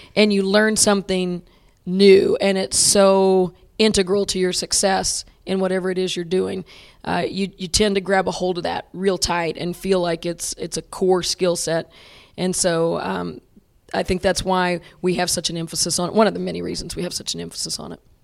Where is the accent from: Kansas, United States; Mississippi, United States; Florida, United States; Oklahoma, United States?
Oklahoma, United States; Hilton; growing up in Hilton, Oklahoma, um, Mary Patton was my fifth grade basketball coach